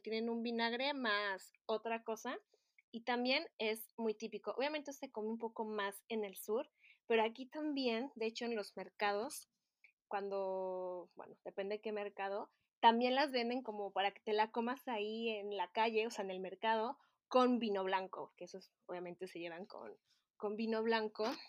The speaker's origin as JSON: {"language": "Spanish", "country": "Mexico", "moved": "as an adult", "lives_now": "Paris, France", "said": "en mi país, en México"}